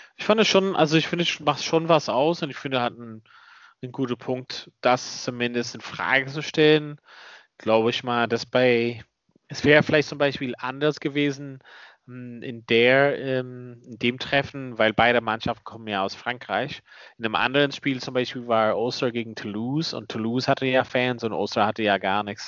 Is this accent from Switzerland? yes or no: no; Ulster, Northern Ireland, United Kingdom; moved away; da, wo ich herkomme